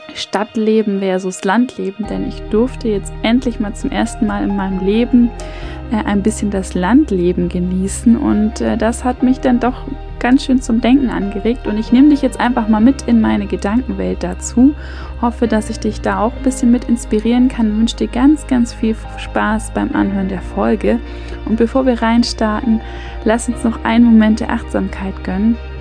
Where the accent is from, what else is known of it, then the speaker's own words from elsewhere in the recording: Hamburg, Germany; moved away as an adult; now in Vienna, Austria; ich bin in Hamburg aufgewachsen, also in einer Großstadt